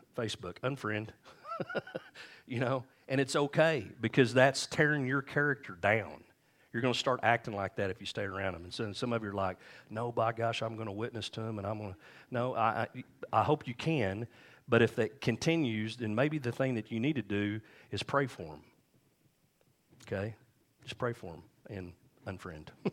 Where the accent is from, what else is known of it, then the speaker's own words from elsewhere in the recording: United States; we grew up here in Lee D